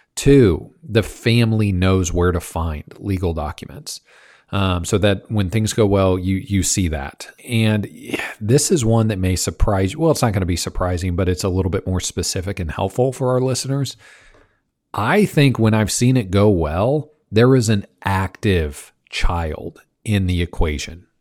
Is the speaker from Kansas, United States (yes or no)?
yes; Kansas, United States; I grew up in Kansas